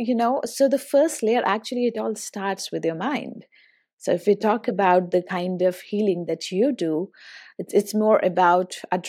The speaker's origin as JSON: {"language": "English", "country": "India", "said": "as Indian"}